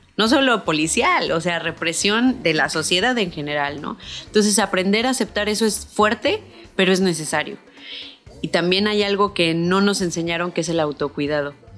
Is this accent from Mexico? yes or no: yes; San Luis Potosí, Mexico; moved away as an adult; now in Cancún, Mexico; yo nací en San Luis Potosí, eh, me fui a Cancún